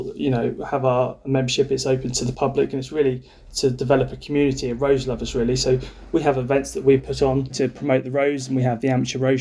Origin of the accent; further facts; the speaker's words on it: North Kent coast, South East England, United Kingdom; I grew up down in North Kent coast in a two up, two down house with two brothers